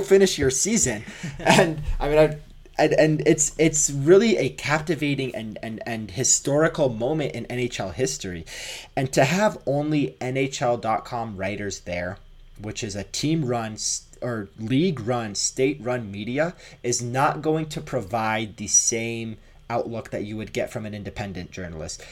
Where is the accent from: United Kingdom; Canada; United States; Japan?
Canada; moved away; also born or lived in Toronto; I am Canadian